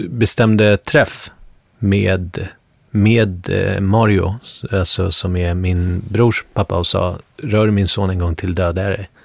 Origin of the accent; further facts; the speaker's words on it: Bergshamra, Stockholm County, Sweden; alltså det här är helt annorlunda från där jag kommer ifrån från Bergshamra, där var det mycket mer blandat. Du vet, det var akademikerbarn i Bergshamra.